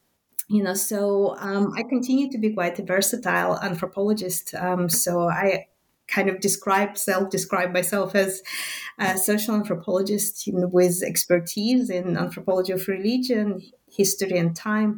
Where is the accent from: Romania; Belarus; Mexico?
Belarus; Minsk; first language Russian; English is a second language; moved away as an adult; now in Glasgow, United Kingdom; I was born in Minsk, and that's still in the Soviet Belarus